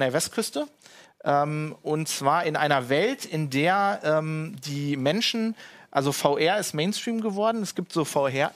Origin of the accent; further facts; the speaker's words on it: Duisburg, North Rhine-Westphalia, Germany; ich bin ja im Ruhrgebiet aufgewachsen in Duisburg